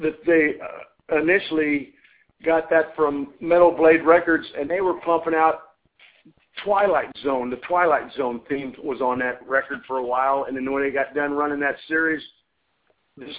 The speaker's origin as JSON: {"language": "English", "region": "Southern Illinois", "country": "United States", "also_born_or_lived": "California", "moved": "yes", "said": "I'm from Southern Illinois. I lived about 65 miles east of St. Louis, and I moved to California in 1982"}